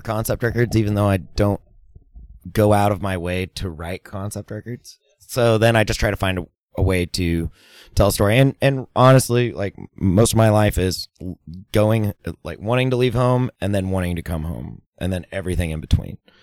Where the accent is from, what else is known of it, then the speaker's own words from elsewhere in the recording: Fort Worth, Texas, United States; Fort Worth, which is my hometown